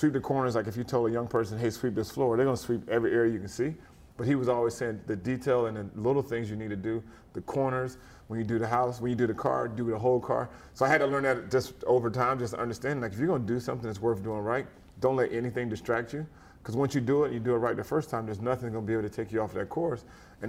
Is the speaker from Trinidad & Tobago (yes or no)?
no; Germany; It was funny, growing up in Germany, football really wasn't a big deal.